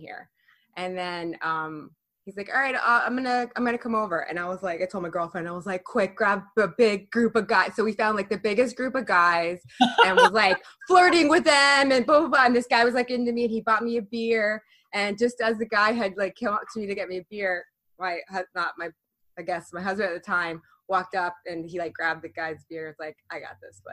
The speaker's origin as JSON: {"language": "English", "region": "Florida", "country": "United States", "moved": "yes", "lives_now": "New York, United States", "said": "I'm from Florida, but I live in New York"}